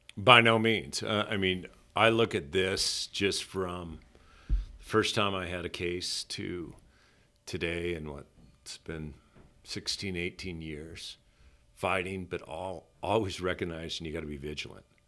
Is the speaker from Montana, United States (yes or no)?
yes; Montana, United States; I was raised on the Missouri River